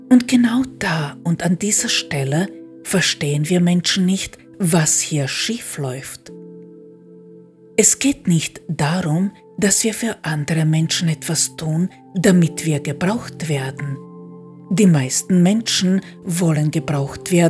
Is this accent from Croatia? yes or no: yes; Croatia; first language hr; German is a second language; now in Austria; Mit Kroatisch hatte ich gar keine Probleme. Natürlich nicht. Das ist meine Muttersprache. Und mit Deutsch auch nicht, da ich als kleines Kind in Österreich gelebt habe.